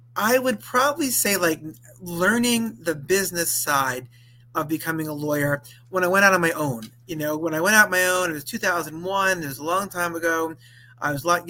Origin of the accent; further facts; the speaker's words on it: Valley Stream, New York, United States; also born or lived in Binghamton, New York; I grew up in Long Island, New York, Valley Stream to be precise